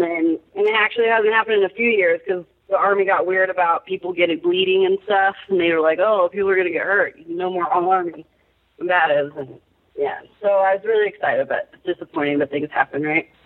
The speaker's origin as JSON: {"language": "English", "area": "San Diego County", "region": "California", "country": "United States", "tie": "born or raised there", "said": "I grew up in San Diego County"}